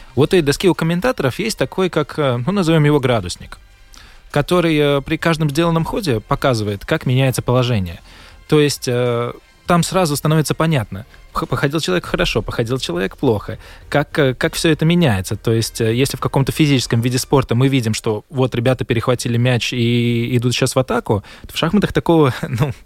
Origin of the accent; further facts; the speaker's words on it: Latvia; я говорю, ну, из Латвии